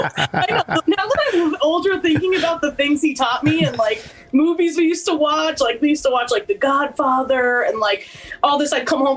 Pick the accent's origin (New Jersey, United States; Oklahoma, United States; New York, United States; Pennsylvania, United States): Pennsylvania, United States; Pittston; And now I'm from Scranton. Like I always say Scranton as like a more broadened term